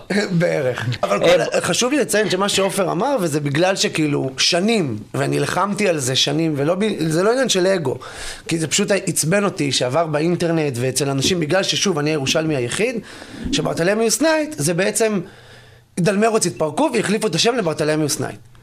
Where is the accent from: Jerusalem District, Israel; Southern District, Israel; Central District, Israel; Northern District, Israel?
Jerusalem District, Israel; Jerusalem; אני ירושלמי